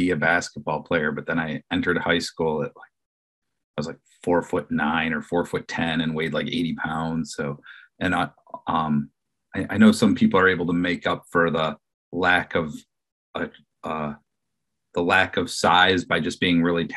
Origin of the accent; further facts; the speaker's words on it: Detroit, Michigan, United States; moved away; I'm originally from Detroit